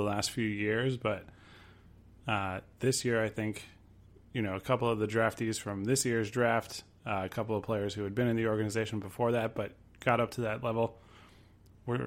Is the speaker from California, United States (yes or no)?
no; Connecticut, United States; the minor league teams that I grew up with in Connecticut